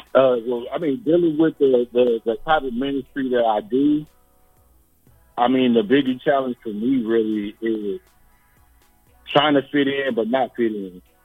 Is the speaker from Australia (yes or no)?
no; East Palo Alto, California, United States; also born or lived in Memphis, Tennessee; now in Sacramento, United States; I grew up in the Bay Area. Um, I grew up in a, a town called East Palo Alto